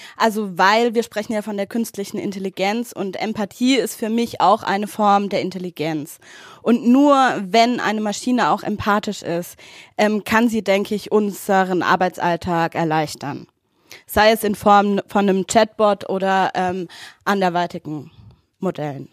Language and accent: German; Wilhelmsfeld, Baden-Württemberg, Germany; Ich komme aus Willemsfeld, das ist im Rhein-Neckar-Kreis